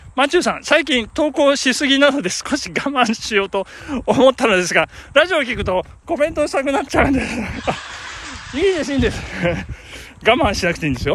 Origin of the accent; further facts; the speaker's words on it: Shinshu-shinmachi, Nagano, Japan; 我が生まれ故郷、しかも、あの、聖火跡地のですね、信州市町の聖火跡地